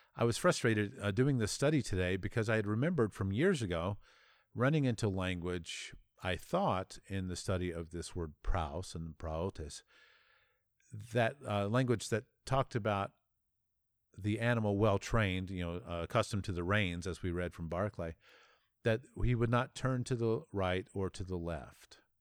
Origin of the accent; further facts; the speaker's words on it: United States; as an American